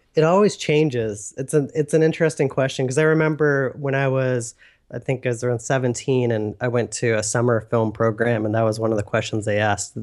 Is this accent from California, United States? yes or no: yes; Northern California, United States; born and raised in Northern California